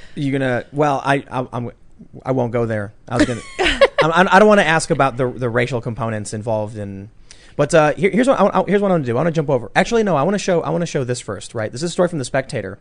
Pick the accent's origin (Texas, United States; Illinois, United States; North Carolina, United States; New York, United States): Illinois, United States; Chicago; I'm from Chicago